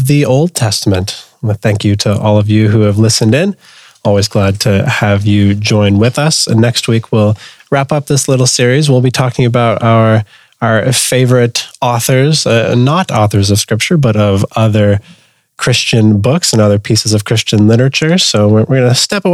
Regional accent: Canada; a Canadian Southern Seminary grad

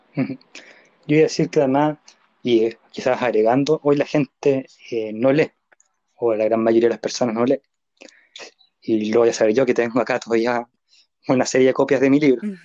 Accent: Chile; nosotros acá en Chile

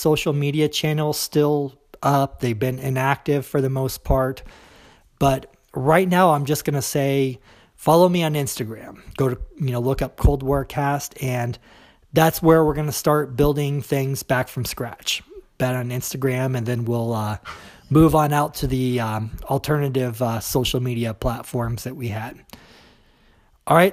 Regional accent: United States; accent: American; I am an American

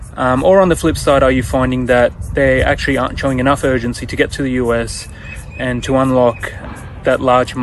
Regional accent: Sydney, New South Wales, Australia; I'm from Sydney, Australia

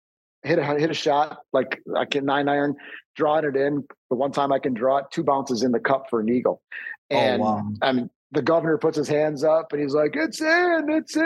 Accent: Milwaukee, Wisconsin, United States; now in Minnesota, United States; I'm from Milwaukee originally

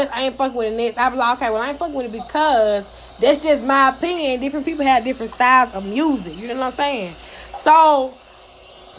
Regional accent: Atlanta, Georgia, United States; I'm from Atlanta.

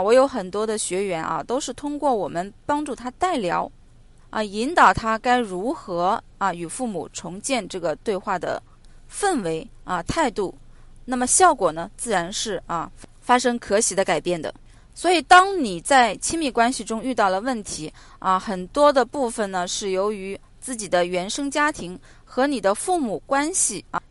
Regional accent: China; 我们中国人的感情都比较内敛

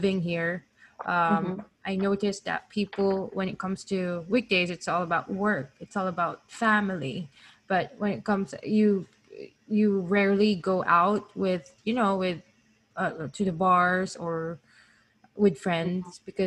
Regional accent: Philippines; now in Hayward, United States; I'm in California, specifically in Hayward, and I'm originally from the Philippines as well.

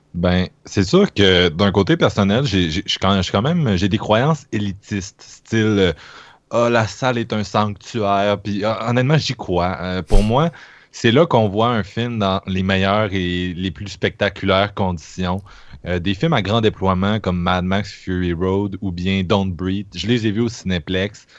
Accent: Quebec City, Quebec, Canada; je viens de Québec

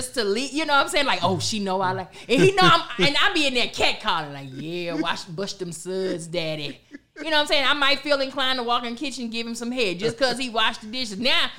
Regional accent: Southern United States, United States; Listen, I'm from the South. I don't celebrate Sweetest Day.

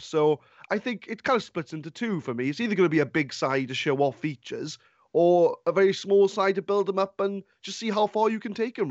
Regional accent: Swansea, Wales, United Kingdom; I'm from Swansea

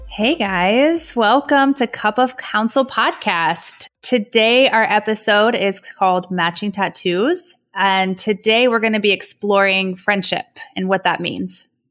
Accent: Dayton, Ohio, United States; now in Cleveland, United States; I'm actually from Dayton, Ohio, but I now live in Cleveland, Ohio.

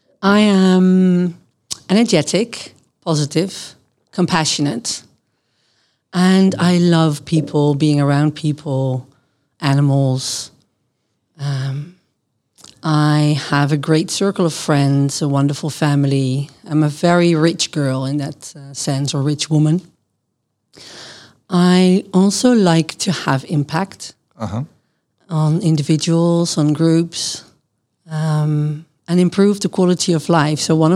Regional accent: Genemuiden, Overijssel, Netherlands; English is a second language; also born or lived in Boskoop; I grew up in various places in the Netherlands, so I moved around a lot. I was born in Boskoop, which is near Gouda in The Hague, that area.

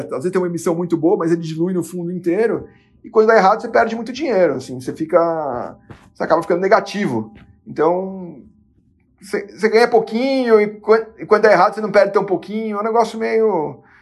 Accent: Brazil; como brasileiro

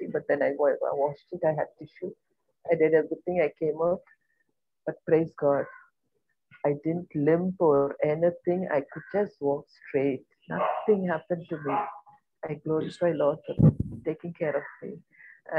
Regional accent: India; I am from India.

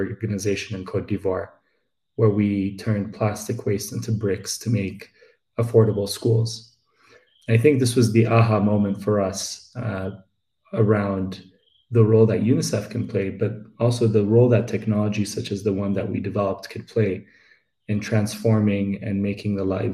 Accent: Addis Ababa, Ethiopia; moved away as an adult; also born or lived in United States; I am Ethiopian. I grew up in the capital, Addis Ababa, and I moved to the US for my higher education

